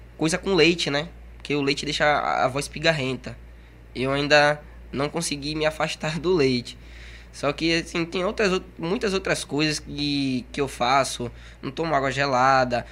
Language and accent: Portuguese; Salvador, Bahia, Brazil; now in Camaçari, Brazil; Eu nasci em Salvador e vim para aqui para Camaçari. E já vou fazer 10 anos aqui